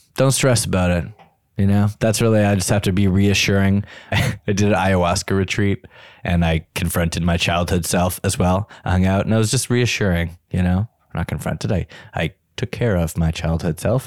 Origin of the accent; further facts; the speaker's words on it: Canada; I'm Canadian